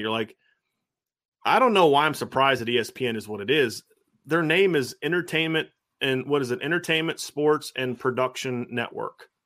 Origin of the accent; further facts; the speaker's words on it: Lima, Ohio, United States; growing up in Lima